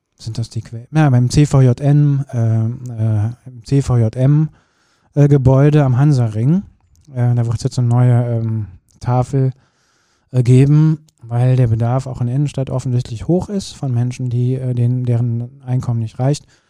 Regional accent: Kürten, North Rhine-Westphalia, Germany; moved away; bei uns zu Hause verändert hat. Also da, wo ich geboren bin

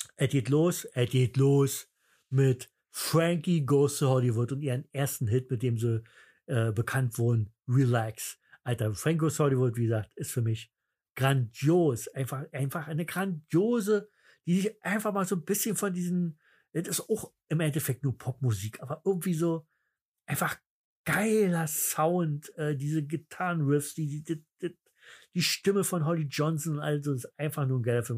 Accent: East Germany, Germany; bei uns im Osten

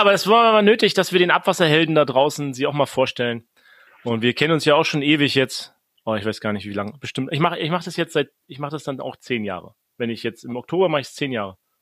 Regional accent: the East, East Germany, Germany; wir kommen ja beide aus dem Osten auch

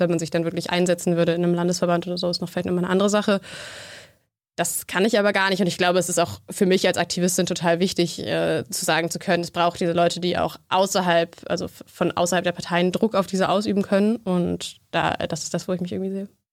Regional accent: Berlin, Germany; ich komme aus Berlin

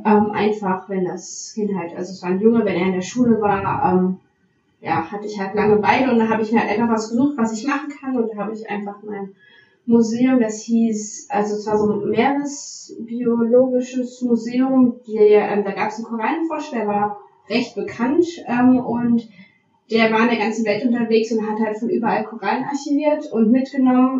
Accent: Saxony, Germany; ich komme aus, äh, aus Sachsen

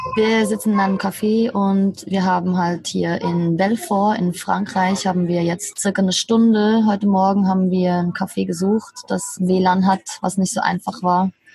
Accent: Switzerland; moved away as an adult; ich bin 37, bin ursprünglich aus der Schweiz

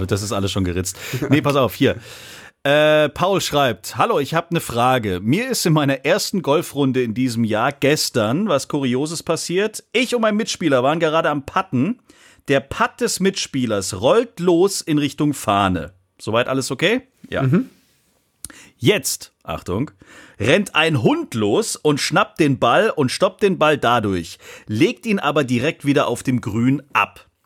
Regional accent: Netherlands; German is a second language; oh, als Holländer hat man es echt nicht leicht. Mann, Mann, Mann, ey.

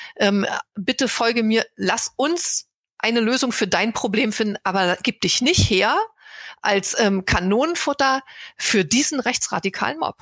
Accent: GDR, East Germany, Germany; ich bin aus der DDR und ich war schon eine junge Erwachsene, als die Mauer fiel

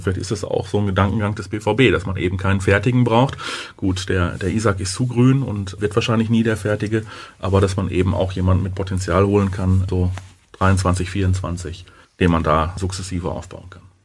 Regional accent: Germany; wir als, als, als Deutsche

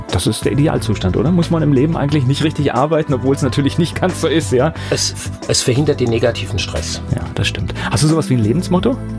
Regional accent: Wiesbaden, Hesse, Germany; moved away as an adult; also born or lived in Wörrstadt / Oppenheim; Ich bin in Wiesbaden groß geworden, ja, das stimmt.

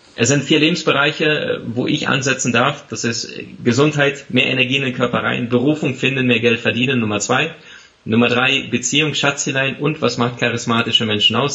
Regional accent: Siberia, Russia; now in Germany; ich bin tatsächlich im Ausland in Sibirien geboren

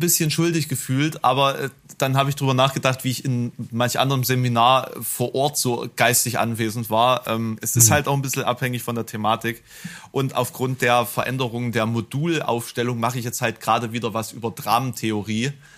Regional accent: Germany; als Piefke

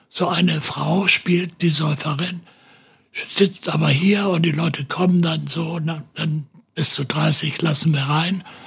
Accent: Hesse, Germany; also born or lived in St. Pauli, Hamburg; now in Hamburg, Germany; meine Heimat ist Hessen

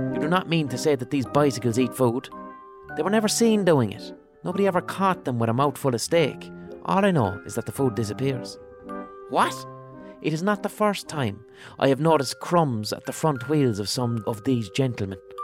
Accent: Limerick, Munster, Ireland; where I grew up in Limerick

